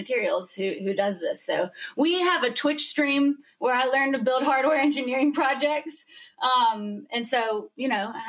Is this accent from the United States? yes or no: yes; Birmingham, Alabama, United States; now in Calabasas, United States; Well, I'm in Calabasas, but I call it Calabama because y'all know I'm from Birmingham.